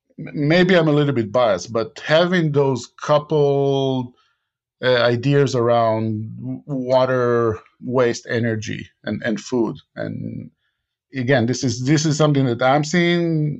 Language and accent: English; Israel; English is a second language; I was born and raised in Israel, and Israel is doing a lot in R&D.